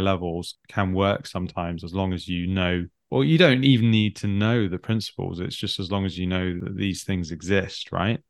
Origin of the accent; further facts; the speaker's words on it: the Midlands, England, United Kingdom; I grew up in the Midlands.